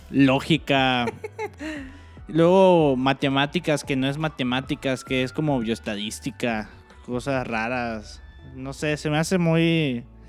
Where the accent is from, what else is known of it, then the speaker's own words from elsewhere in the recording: Cancún, Quintana Roo, Mexico; moved away; yo que soy de Cancún